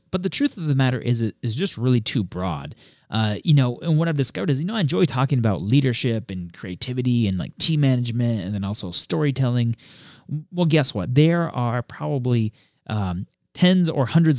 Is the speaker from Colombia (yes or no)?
yes; Colombia; also born or lived in Puerto Rico / Ecuador; I mean, with my background, I grew up in Colombia and Puerto Rico through middle school and elementary school. You know, lived in Ecuador for 2 years after graduating from school.